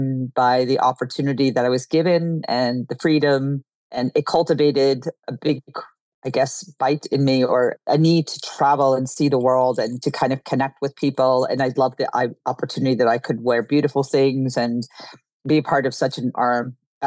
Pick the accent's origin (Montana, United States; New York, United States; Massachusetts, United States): New York, United States; I grew up in New York